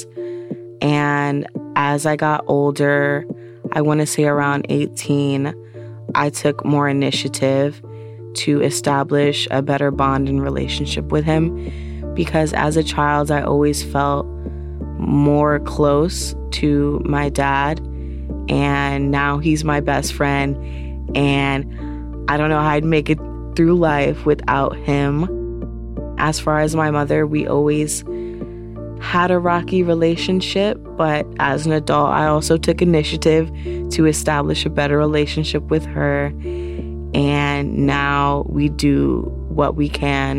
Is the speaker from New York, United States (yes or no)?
yes; New York City, New York, United States; also born or lived in Lower East Side, Manhattan; I live in the Lower East Side in Manhattan, New York. I am from the South Bronx, and I am 24 years old